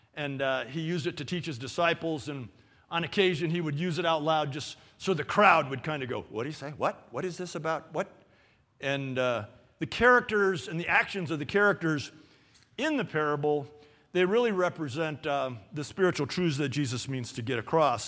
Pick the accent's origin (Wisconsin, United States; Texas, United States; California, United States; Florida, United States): California, United States; Los Angeles; moved away; I grew up in Canoga Park.